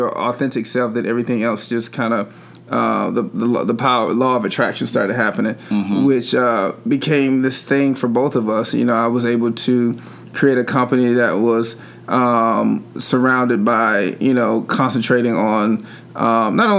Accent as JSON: {"language": "English", "town": "Atlanta", "region": "Georgia", "country": "United States", "tie": "born or raised there", "moved": "as an adult", "lives_now": "California, United States", "said": "I was born and raised here in Atlanta and I had never lived anywhere else"}